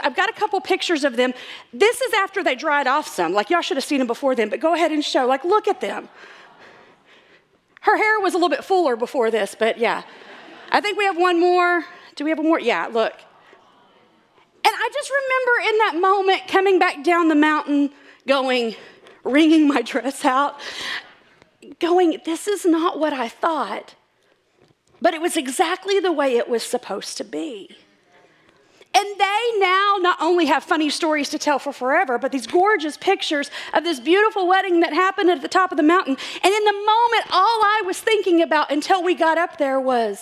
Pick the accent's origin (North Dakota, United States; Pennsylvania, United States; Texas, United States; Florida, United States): Texas, United States; I'm from Texas